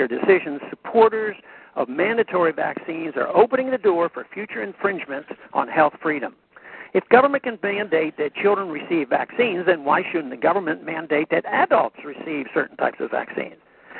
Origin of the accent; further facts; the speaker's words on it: Texas, United States; An example of how vaccine mandates may have led politics to override sound science is from my home state of Texas.